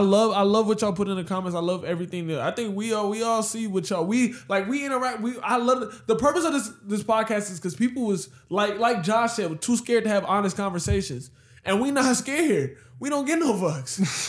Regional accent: Houston, Texas, United States; We're from Houston.

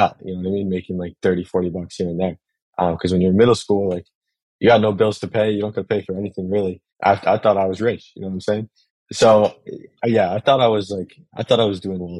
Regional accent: Massachusetts, United States; now in New York City, United States; I'm originally from Massachusetts. I'm located in New York City now

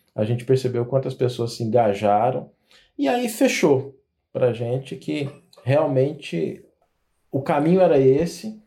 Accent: Goiás, Brazil; eu sou goiano

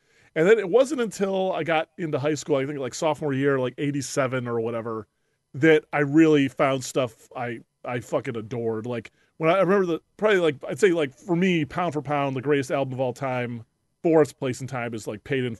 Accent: Illinois, United States; so I grew up in the Chicago suburbs, and we went to this school field trip for like eighth grade senior day or whatever.

